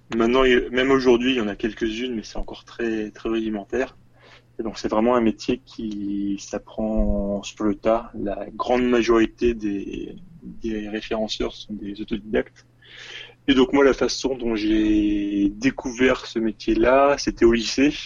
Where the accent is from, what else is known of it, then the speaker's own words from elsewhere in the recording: Tours, Centre-Val de Loire, France; moved away as an adult; also born or lived in Paris; now in Seoul, South Korea; je suis originaire de Tours. Je suis monté à Paris pour les études